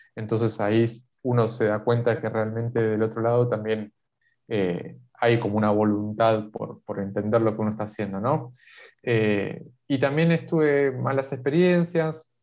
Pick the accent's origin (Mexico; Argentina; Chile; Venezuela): Argentina; acá en Argentina